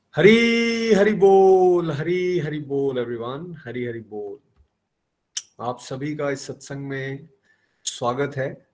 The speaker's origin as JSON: {"language": "Hindi", "town": "Chamba", "region": "Himachal Pradesh", "country": "India", "said": "मैं चंबा का रहने वाला हूं"}